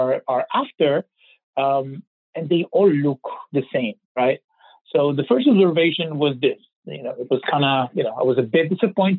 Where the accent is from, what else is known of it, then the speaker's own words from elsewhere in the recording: Israel; I was born and raised in Israel, which I'm sure you can kind of tell by my accent